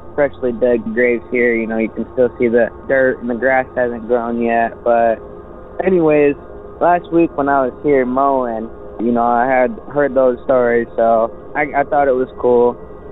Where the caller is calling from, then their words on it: Michigan, United States; I'm calling from Michigan